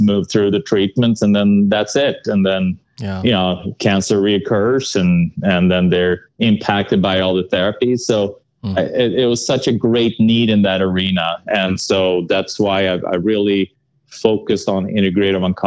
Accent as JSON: {"language": "English", "country": "Sweden", "second_language": "English", "moved": "yes", "said": "I'm from Sweden, so that accent will probably not leave me"}